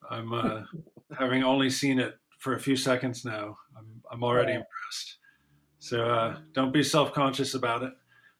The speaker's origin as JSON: {"language": "English", "town": "Ann Arbor", "region": "Michigan", "country": "United States", "said": "I'm from Ann Arbor, so we had a pretty high weird quotient."}